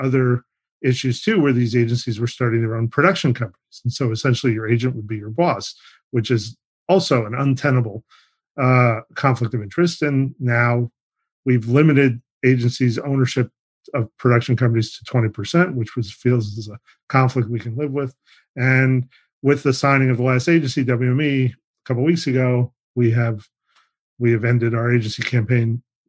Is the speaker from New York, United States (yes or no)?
yes; New York, United States; I'm from New York